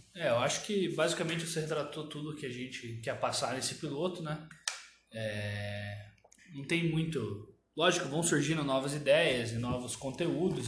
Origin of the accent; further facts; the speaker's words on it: Curitiba, Paraná, Brazil; also born or lived in Cascavel; eu sou nasci em Cascavel e quando eu era muito novo ainda fui morar em Curitiba